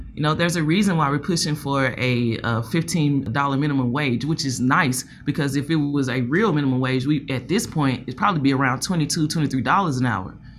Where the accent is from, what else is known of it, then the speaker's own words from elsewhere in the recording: Nashville, Tennessee, United States; I'm from Nashville